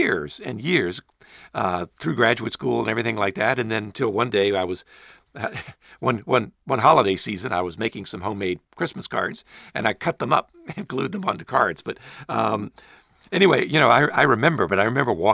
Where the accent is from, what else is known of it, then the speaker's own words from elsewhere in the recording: Richmond, Virginia, United States; I grew up in Richmond, Virginia.